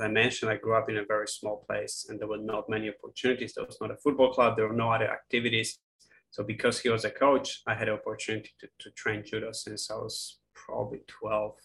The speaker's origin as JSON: {"language": "English", "region": "Masovian Voivodeship", "country": "Poland", "tie": "born or raised there", "also_born_or_lived": "United Kingdom / Canada", "second_language": "English", "moved": "as an adult", "lives_now": "Tasmania, Australia", "said": "I grew up in Poland in a small village an hour away from Warsaw."}